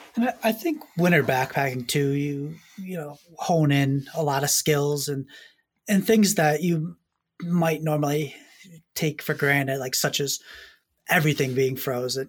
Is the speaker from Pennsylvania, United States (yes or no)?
yes; northeastern Pennsylvania, United States; moved away; also born or lived in Philadelphia; I'm originally from Pennsylvania. I um, went to college in Philadelphia, but I grew up in northeastern PA